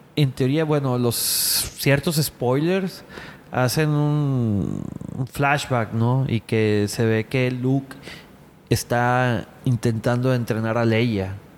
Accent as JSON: {"language": "Spanish", "town": "Culiacán", "region": "Sinaloa", "country": "Mexico", "moved": "yes", "lives_now": "Monterrey, Mexico", "said": "Sergio y yo somos de Culiacán. Este, bueno, yo tengo ya viviendo que 12 años aquí en Monterrey"}